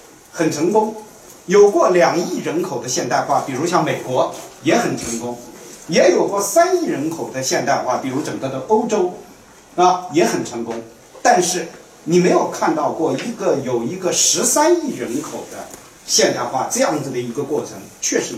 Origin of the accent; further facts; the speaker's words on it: China; 因为我们中国人讲这种，啊，沧桑讲经常讲就是一个甲子